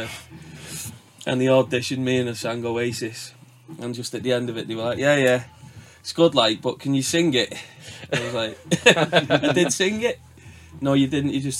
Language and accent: English; Widnes, North West England, United Kingdom; we're all from Widnes